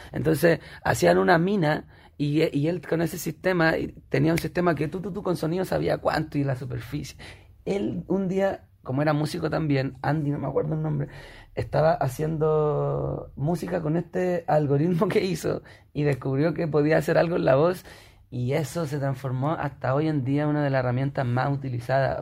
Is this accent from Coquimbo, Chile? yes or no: yes; Elqui Valley, Coquimbo, Chile; retrocedí a mi infancia en el Valle del Elqui, en, el campo